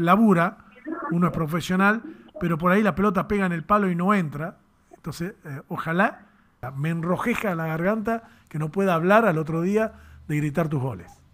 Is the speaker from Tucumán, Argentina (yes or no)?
yes; Tucumán, Argentina; nosotros estamos acá en Tucumán, sufriendo como buenos tucumanos